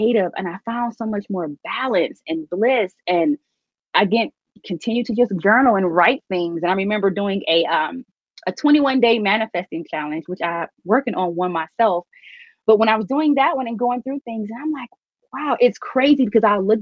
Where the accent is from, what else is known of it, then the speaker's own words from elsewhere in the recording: Detroit, Michigan, United States; I'm from Detroit